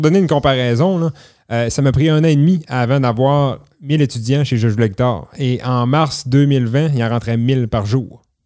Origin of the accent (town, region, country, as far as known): Clermont, Quebec, Canada; born or raised there